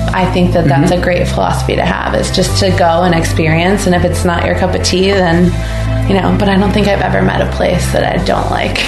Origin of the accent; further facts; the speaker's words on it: Southern Illinois, United States; now in Nantucket, United States; I'm actually from Southern Illinois